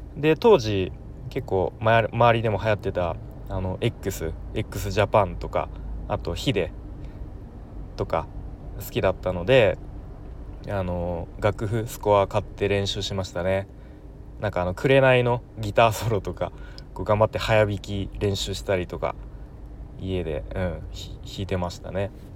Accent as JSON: {"language": "Japanese", "area": "Nerima", "region": "Tokyo", "country": "Japan", "tie": "born or raised there", "moved": "as an adult", "lives_now": "Aichi, Japan", "said": "東京の練馬区というところ出身です"}